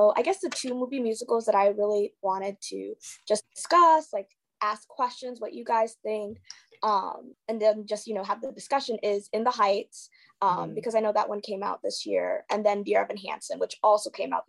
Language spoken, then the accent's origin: English; Kenya; so I'm like a first generation like immigrant, I'm Kenyan.